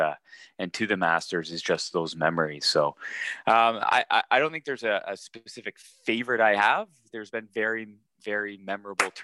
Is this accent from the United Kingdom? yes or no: no; Canada; Being Canadian